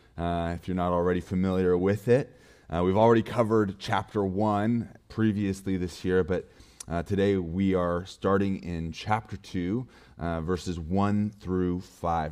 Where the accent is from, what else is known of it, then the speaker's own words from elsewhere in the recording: Montana, United States; I'm from Montana, so my for, phone number starts with four oh six.